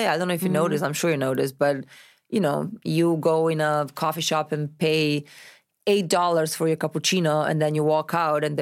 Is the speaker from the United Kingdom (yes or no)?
no; Novi Sad, Vojvodina, Serbia; English is a second language; also born or lived in Milan, Italy; now in Los Angeles, United States; i'm from novi sad